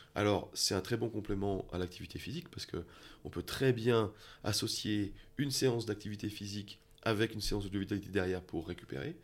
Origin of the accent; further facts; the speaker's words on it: France; moved away as an adult; now in Switzerland; je viens de France